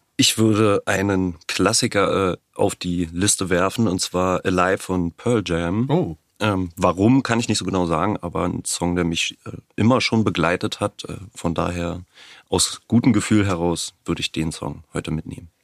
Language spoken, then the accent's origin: German; Brandenburg, Germany; ich bin in Brandenburg geboren, lebe nach wie vor in Brandenburg, habe in Potsdam studiert, also durch und durch Brandenburger